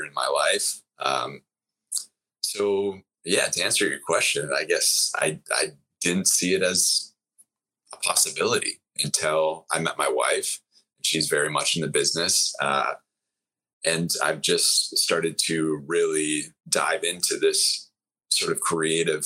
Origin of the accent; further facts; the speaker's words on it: Wisconsin, United States; I grew up in Wisconsin.